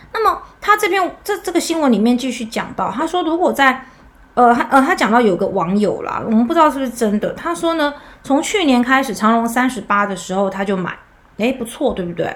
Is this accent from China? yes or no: no; Taiwan; 我们台湾人的民族性可能会有点不同